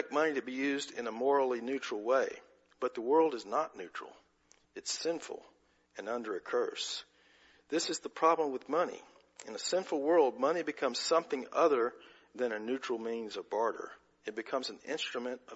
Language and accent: English; United States; our heritage as American citizens